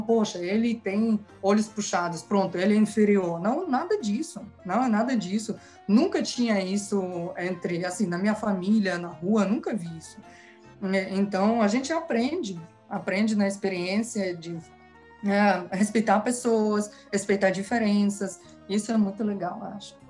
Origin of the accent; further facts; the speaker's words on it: Kazakhstan; Portuguese is a second language; moved away; eu nasci no Cazaquistão, cresci no Cazaquistão, aqui é a minha pátria